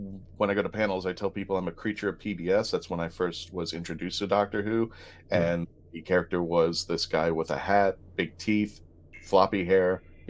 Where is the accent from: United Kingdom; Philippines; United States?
Philippines; I'm Filipino